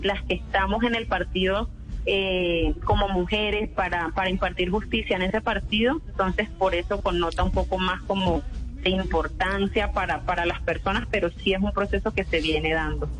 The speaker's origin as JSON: {"language": "Spanish", "town": "Santa Marta", "region": "Magdalena", "country": "Colombia", "tie": "born or raised there", "moved": "as an adult", "lives_now": "Cúcuta, Colombia"}